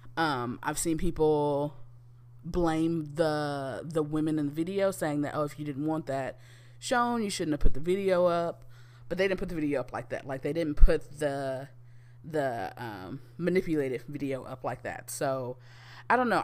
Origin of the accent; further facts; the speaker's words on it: United States; we as American citizens